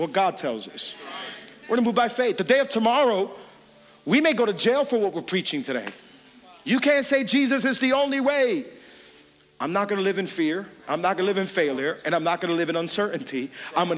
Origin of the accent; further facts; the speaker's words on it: Hialeah, Florida, United States; I grew up in Hialeah. You could take me out of Hialeah, but then you got to get Hialeah out of me